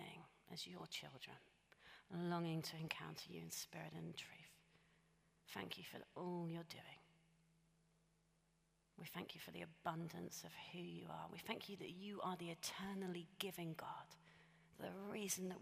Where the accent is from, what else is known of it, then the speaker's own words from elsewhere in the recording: United Kingdom; we're British